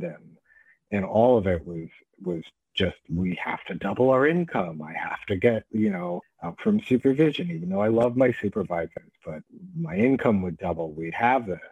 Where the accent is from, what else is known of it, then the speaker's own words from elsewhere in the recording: New York, United States; I'm from New York and I'm Jewish.